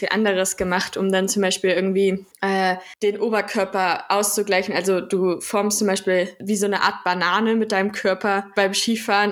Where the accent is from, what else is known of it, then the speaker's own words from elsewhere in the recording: Central Germany, Germany; ich komme aus der Mitte Deutschlands